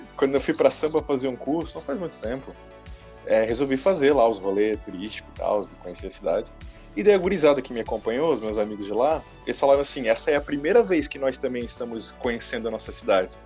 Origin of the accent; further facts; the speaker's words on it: Itajaí, Santa Catarina, Brazil; eu sou também de Itajaí